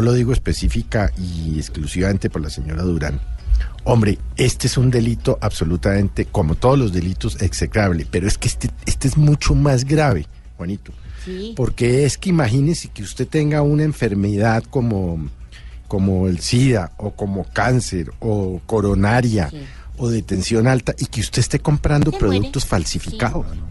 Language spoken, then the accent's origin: Spanish; Colombia; como ciudadano, como colombiano